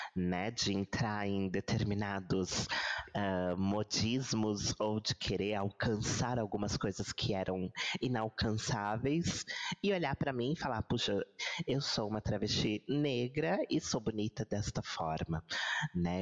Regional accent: Brazil; nós somos um país aqui de terceiro mundo, um país um, sul-americano

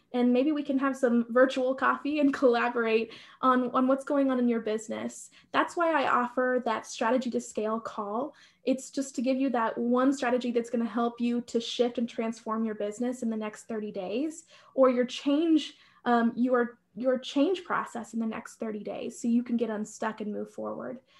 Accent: Nebraska, United States; moved away as an adult; also born or lived in upstate New York; we lived in upstate New York, we're from Nebraska

